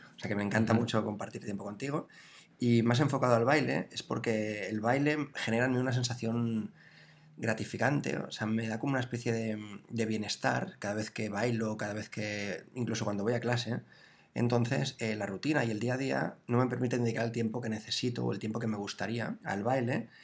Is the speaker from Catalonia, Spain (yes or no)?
yes; Barcelona, Catalonia, Spain; nací en Barcelona